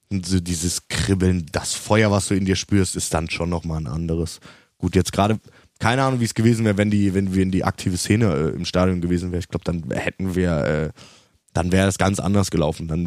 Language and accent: German; Cologne, North Rhine-Westphalia, Germany; Rainer Kallmund, muss man auch sagen, Rainer Kallmund, selbst für uns als Kölner, ist ja ein sympathischer Typ eigentlich